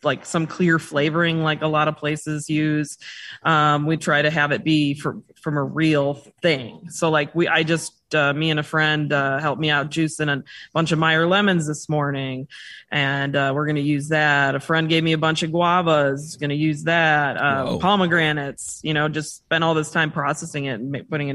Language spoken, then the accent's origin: English; Chicago, Illinois, United States; moved away; we're originally from Chicago, so we're transplants